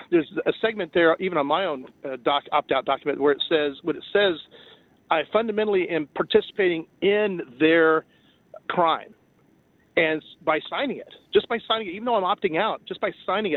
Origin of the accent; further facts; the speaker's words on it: Cajun, Louisiana, United States; being a Cajun